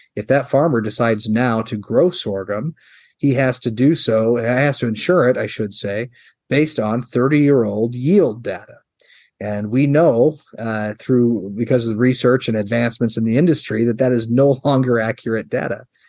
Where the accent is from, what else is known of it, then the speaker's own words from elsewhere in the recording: York, Nebraska, United States; my hometown uh, there in York, Nebraska